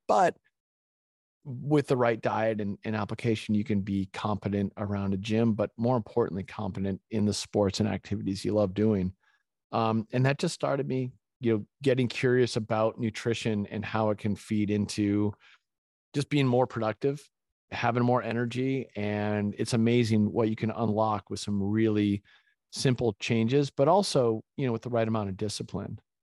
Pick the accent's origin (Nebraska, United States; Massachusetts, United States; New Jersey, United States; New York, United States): Massachusetts, United States; Winchester; also born or lived in Gloucester, Massachusetts; I was born in Gloucester, it's a little fishing town, and my parents divorced when I was young, and my mom moved our family to Winchester, Massachusetts